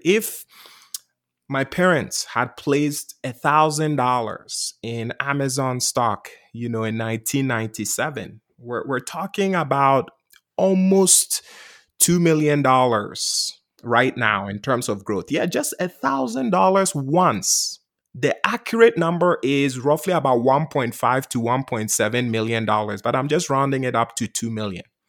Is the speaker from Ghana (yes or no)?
yes; Ghana; now in United States; I grew up in Ghana, West Africa. I came to the U S as an immigrant